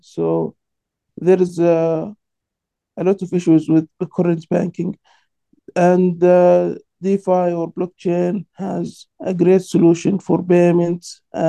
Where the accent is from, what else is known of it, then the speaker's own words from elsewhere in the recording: Sudan; I'm from Sudan, and I lived there for 4 years.